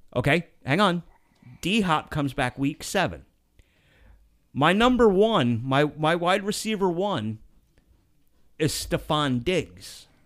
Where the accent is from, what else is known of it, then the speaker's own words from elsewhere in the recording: Pennsylvania, United States; I was born and raised in Pennsylvania